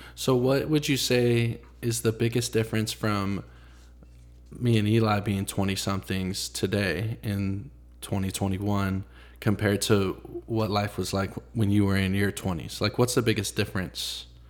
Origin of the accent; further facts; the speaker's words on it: Franklin, Tennessee, United States; also born or lived in Nashville; so I grew up in Franklin. I, I was born in Nashville. We moved to Franklin when I was maybe five or six years old.